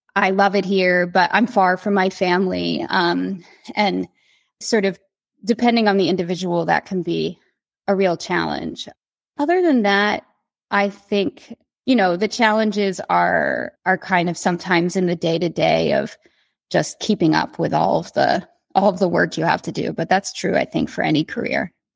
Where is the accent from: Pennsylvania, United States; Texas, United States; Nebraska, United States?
Pennsylvania, United States; the Poconos; I grew up in the Poconos in Pennsylvania.